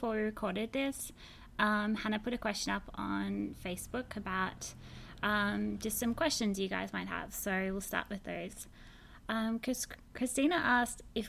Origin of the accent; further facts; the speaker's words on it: Australia; now in San Francisco, United States; Don't be confused by my accent. I'm from Australia, but I now live in San Francisco.